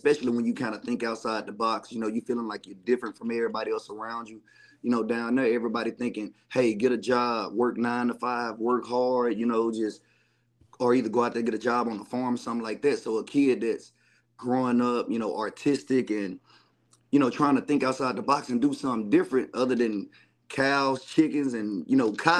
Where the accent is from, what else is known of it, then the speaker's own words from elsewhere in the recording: McGehee, Arkansas, United States; Being from Arkansas is honestly pretty humbling.